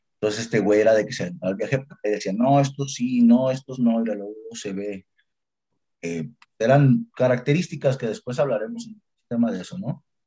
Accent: Mexico; aquí como mexicanos

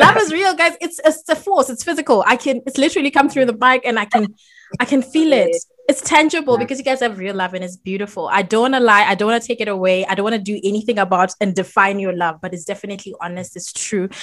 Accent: Botswana; my home country, Botswana

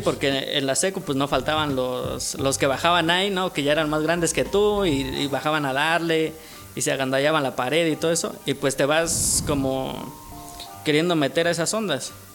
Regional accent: Oaxaca, Mexico; Soy de aquí, de, de Oaxaca. Llevo he eh, toda mi vida aquí en Oaxaca

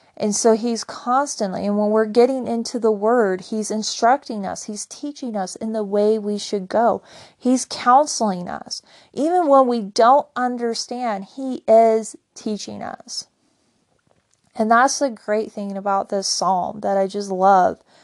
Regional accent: Wyoming, United States; I grew up in Wyoming

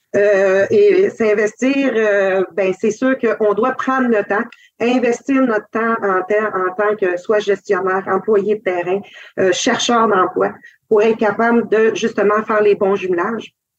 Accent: Quebec, Canada; Je suis Algonquin-Cree de Chitogan et Waskaganish

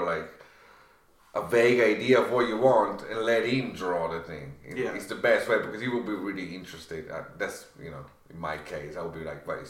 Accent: Vicenza, Veneto, Italy; English is a second language; moved away as an adult; also born or lived in Texas / Cork / Verona; Vicenza, which is my hometown

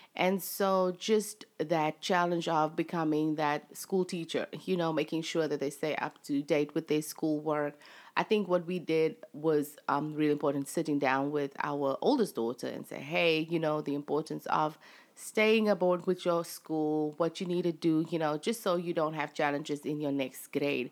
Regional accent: South Africa; moved away as an adult; now in United States; I'm actually South African. um, from South Africa

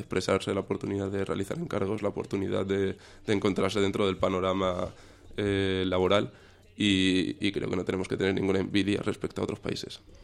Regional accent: Cáceres, Extremadura, Spain; empecé desde muy pequeñito con, con la magia, hacer magia en Cáceres, en Extremadura, que es de donde soy

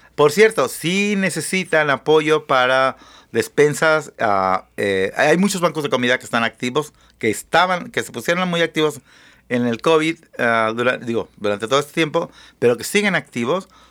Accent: Mexico; now in United States; Y yo soy una perra laica nacida en México

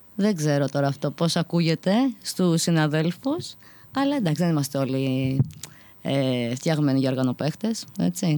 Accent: Athens, Attica, Greece; είμαι από την Αθήνα

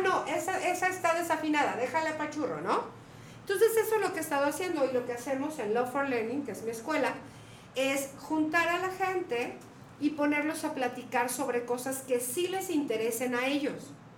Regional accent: Mexico; moved away; soy mexicana

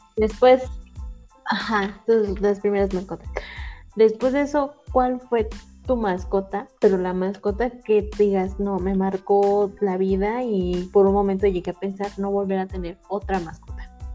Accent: Toluca, State of Mexico, Mexico; yo soy de Toluca

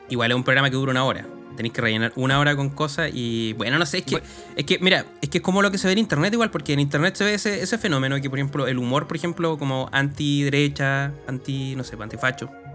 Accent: Chile

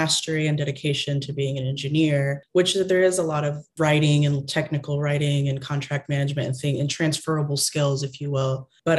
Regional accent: Texas, United States; Yes, a Texas girl through and through, 100%.

